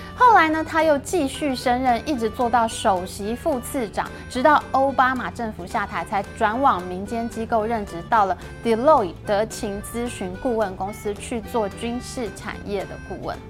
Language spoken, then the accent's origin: Chinese; Taiwan; 我们台湾人